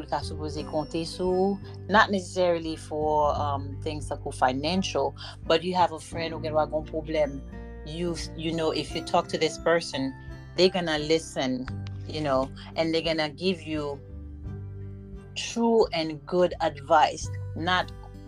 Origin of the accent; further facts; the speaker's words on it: Florida, United States; We have another episode, and I am recording from my hometown, Florida.